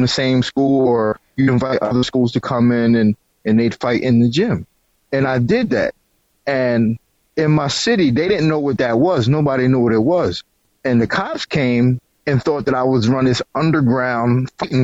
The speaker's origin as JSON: {"language": "English", "region": "South Florida", "country": "United States", "said": "I'm from South Florida"}